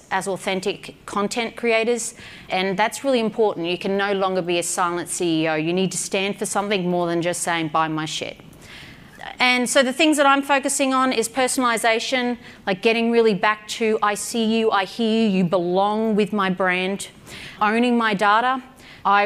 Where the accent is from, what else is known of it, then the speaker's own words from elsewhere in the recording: Australia; I'm an Aussie